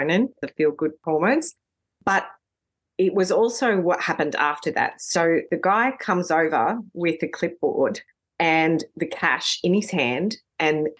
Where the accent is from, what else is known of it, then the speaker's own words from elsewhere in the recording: Sydney, New South Wales, Australia; I grew up in New South Wales, in Sydney